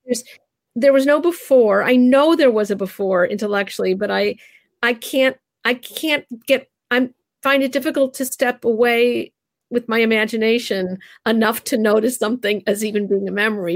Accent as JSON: {"language": "English", "country": "United States", "tie": "born or raised there", "lives_now": "Narberth, Pennsylvania, United States", "said": "I was raised in the United States"}